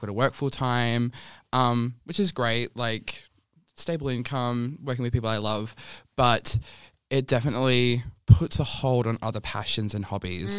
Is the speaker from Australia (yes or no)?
yes; Bunbury, Western Australia, Australia; now in Perth, Australia; I can still live the life I wanna live and be in my hometown